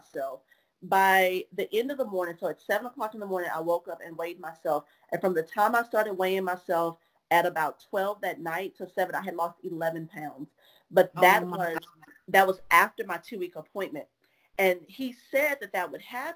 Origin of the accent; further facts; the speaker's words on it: Orange, Texas, United States; moved away; Hurricane Harvey was hitting my hometown, or was on its way to hit my hometown. So my mama had to leave my family back in Orange